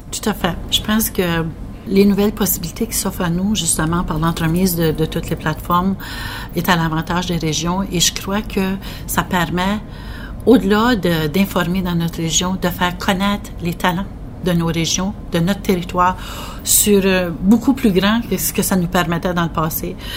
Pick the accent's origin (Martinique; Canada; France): Canada; northwest New Brunswick; je viens du nord. je viens du nord-ouest du Nouveau-Brunswick.